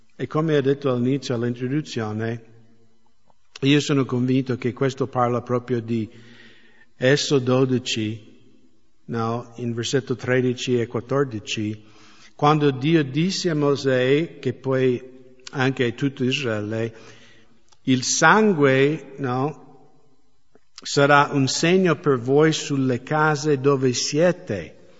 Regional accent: United States; now in Italy; dalle mie parti negli Stati Uniti

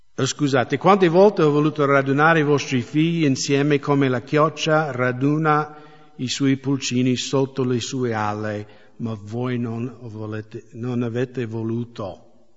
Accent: United States; now in Italy; dalle mie parti negli Stati Uniti

